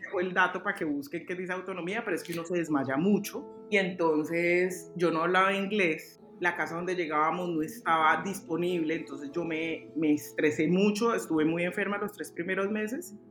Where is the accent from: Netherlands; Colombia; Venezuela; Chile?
Colombia; Cali, Valle del Cauca; also born or lived in Bogotá; now in Oslo, Norway; yo soy de Cali